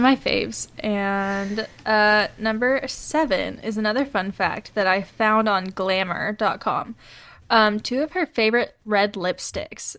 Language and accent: English; the South, United States; we grew up in the South